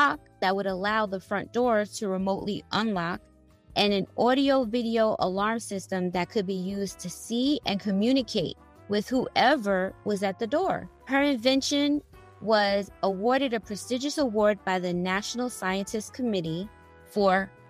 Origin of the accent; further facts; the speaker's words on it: New York City, New York, United States; Queens, New York, my hometown